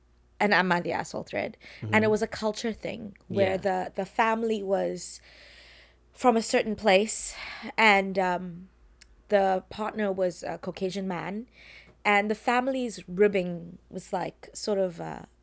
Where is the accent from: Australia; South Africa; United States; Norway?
South Africa; Wynberg, Western Cape; Cape Town. Weinbergian gangster. Yes. Just kidding, I'm from Weinberg.